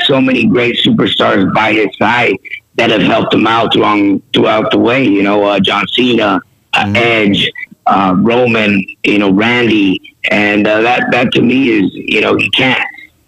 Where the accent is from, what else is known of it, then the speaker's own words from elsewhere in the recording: San Diego, California, United States; represent my city, you know, went to kindergarten, elementary, junior, and high school.